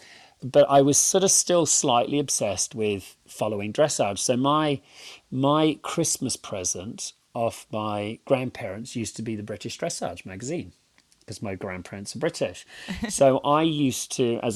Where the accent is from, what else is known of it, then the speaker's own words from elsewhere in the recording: Jimboomba, Queensland, Australia; also born or lived in Britain; now in England; I grew up in Jimboomba. So, you know, my address was 95 Dundee Road, Jimboomba